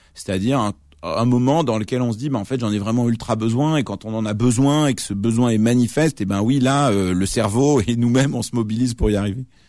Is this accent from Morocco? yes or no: no; France; first language Arabic; also born or lived in Lebanon (heritage); je suis, je suis pas arabe, je suis français